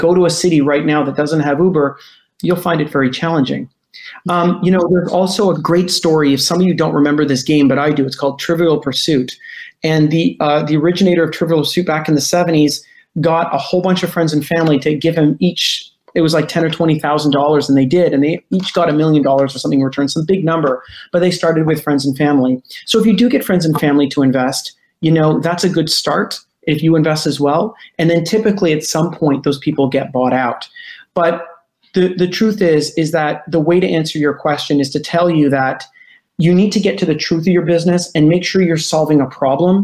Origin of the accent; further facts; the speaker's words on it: Canada; as Canadian, we tend to be overly polite